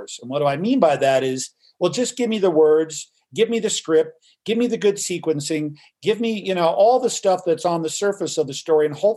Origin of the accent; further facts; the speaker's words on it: Los Angeles, California, United States; moved away as an adult; also born or lived in New York City; born and raised in Hollywood, California